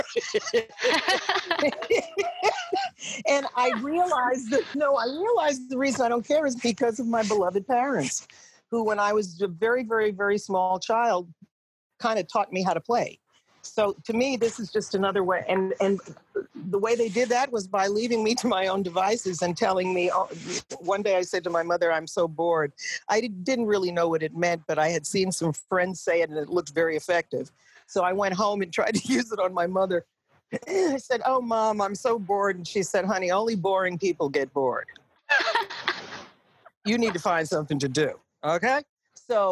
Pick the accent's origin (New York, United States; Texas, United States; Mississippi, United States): New York, United States; Long Island; I grew up in Long Island